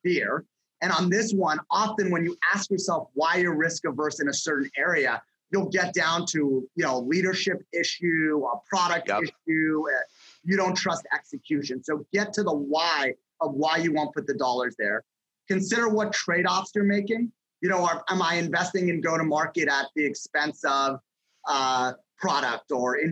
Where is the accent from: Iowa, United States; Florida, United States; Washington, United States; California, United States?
California, United States; Los Angeles; moved away as an adult; also born or lived in Las Vegas / Columbus, Ohio; I grew up in Los Angeles and I went to college in Las Vegas